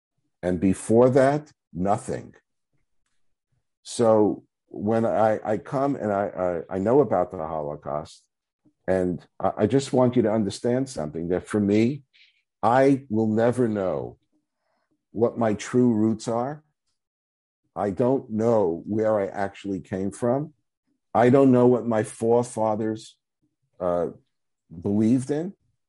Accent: New York City, New York, United States; I'm, you know, originally born and bred in Brooklyn.

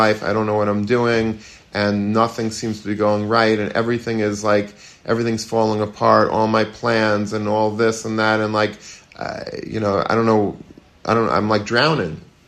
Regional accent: Long Beach, United States; I grew up in Long Beach

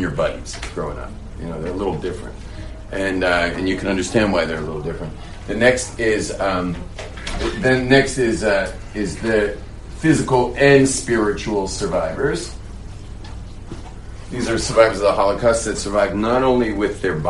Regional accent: California, United States; Those are the types that I grew up with in California

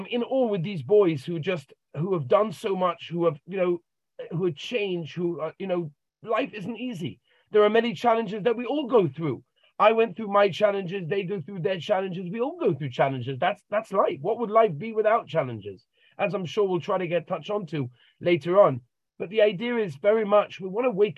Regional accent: London, United Kingdom; I grew up in a regular home in London, Golders Green, two beautiful parents and wonderful siblings

